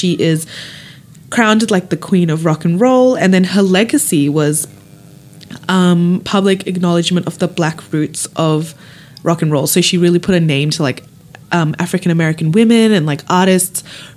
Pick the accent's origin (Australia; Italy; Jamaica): Australia; I grew up here, so I feel like, even though my background isn't Australian, I feel like I'm more inclined to be an Australian